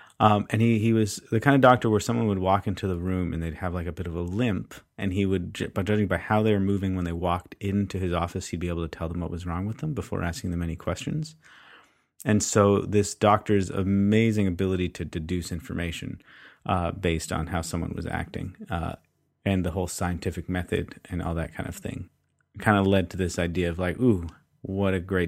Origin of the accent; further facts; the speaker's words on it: Canada; I'm Canadian.